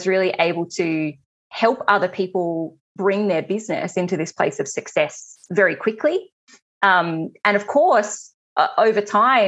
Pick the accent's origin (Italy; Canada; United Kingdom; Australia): Australia; I'm Australian